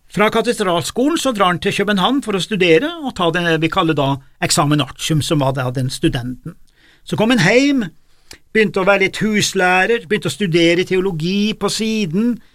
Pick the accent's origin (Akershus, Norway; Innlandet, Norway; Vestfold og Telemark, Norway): Innlandet, Norway; Gudbrandsdalen; jeg er jo fra Gudbrandsdalen